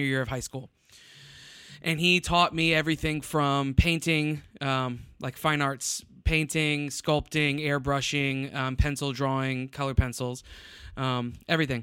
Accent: Tampa, Florida, United States; also born or lived in Ohio; now in San Antonio, United States; born and raised in Florida, Tampa area, West Coast Florida

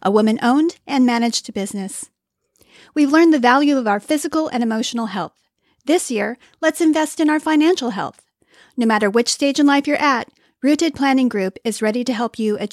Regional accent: Los Angeles, California, United States; I grew up in Los Angeles

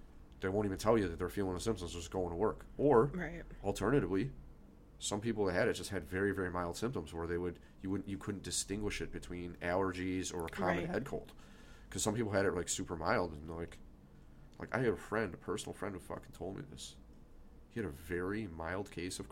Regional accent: United States; as an American

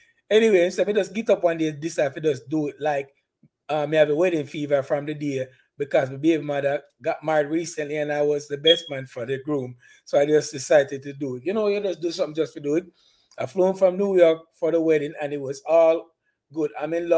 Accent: Spanish Town, Saint Catherine Parish, Jamaica; Spanish Town, my place

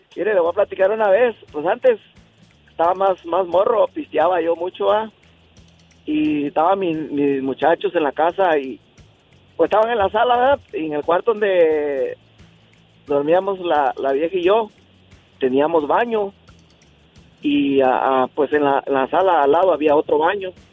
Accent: Michoacán, Mexico; also born or lived in Colima; now in California, United States; yo soy de, de Michoacán, pero vivo en Colima y ahora estoy acá en California

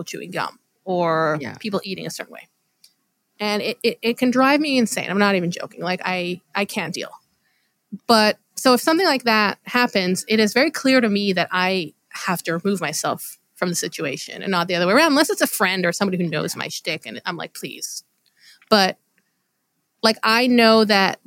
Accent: Israel; when I was growing up in Israel

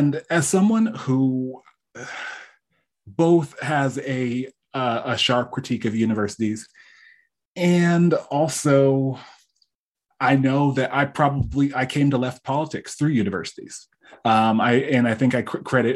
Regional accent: East Coast, Connecticut, United States; moved away as an adult; now in California, United States; born and raised on the East Coast.

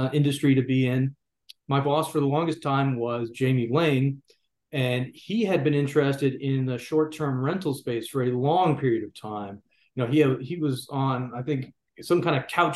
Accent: Georgia, United States; moved away as an adult; also born or lived in Tennessee; Georgia. That's my home state, and I love to be here

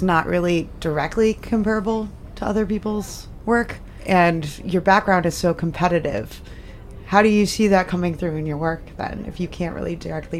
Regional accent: Massachusetts, United States; I'm from Massachusetts.

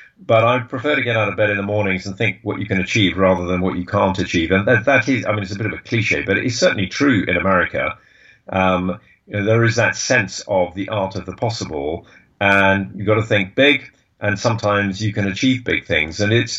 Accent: England, United Kingdom; I lived in Boston, which is an easy place to live as an Englishman.

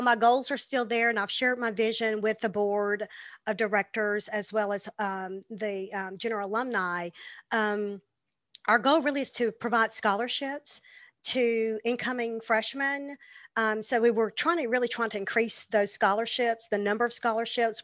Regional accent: the South, United States; growing up in the South, growing up in church

